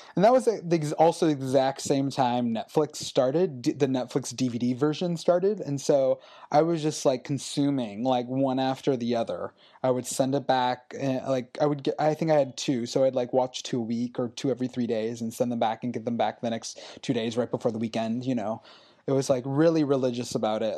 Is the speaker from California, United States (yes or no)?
yes; Los Angeles, California, United States; I grew up in the Valley in Los Angeles